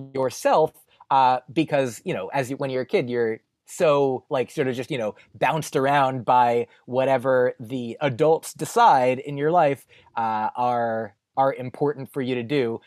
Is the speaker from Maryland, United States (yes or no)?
no; New Jersey, United States; moved away as an adult; also born or lived in Boston; now in New York, United States; I grew up in New Jersey